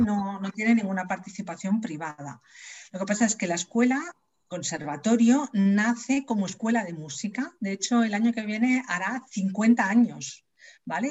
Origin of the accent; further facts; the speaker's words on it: Leganés, Community of Madrid, Spain; yo soy de Leganés de toda la vida